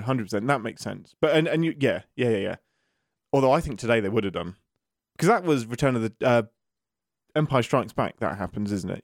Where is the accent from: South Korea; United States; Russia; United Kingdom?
United Kingdom; England; I'm an Englishman in America at the minute